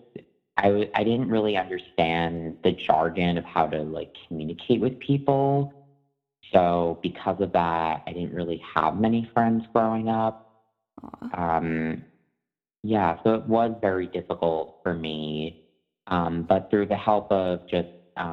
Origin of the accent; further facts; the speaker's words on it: Long Island, New York, United States; I grew up in Long Island, New York